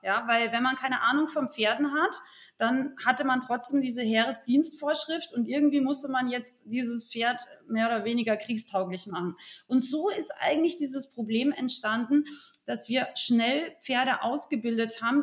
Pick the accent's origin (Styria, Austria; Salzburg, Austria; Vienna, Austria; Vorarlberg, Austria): Salzburg, Austria; Rauris Valley; now in Munich, Germany; ich bin ursprünglich aus Österreich, aus dem sehr urigen Raurisser Tal